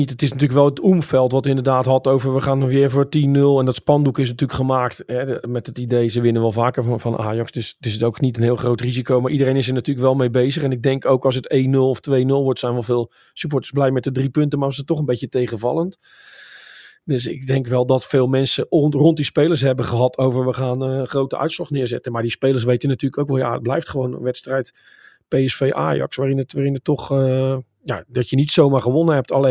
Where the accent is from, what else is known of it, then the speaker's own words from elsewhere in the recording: Enschede, Overijssel, Netherlands; Ik kom natuurlijk uit Enschede, dus